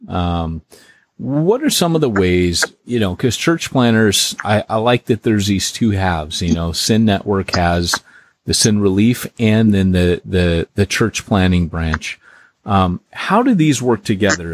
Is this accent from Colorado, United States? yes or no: no; California, United States; I grew up in California as a Christian here